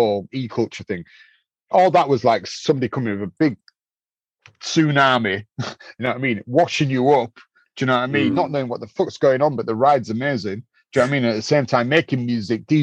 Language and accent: English; Leeds, Yorkshire and the Humber, United Kingdom; we come from Leeds is a textile city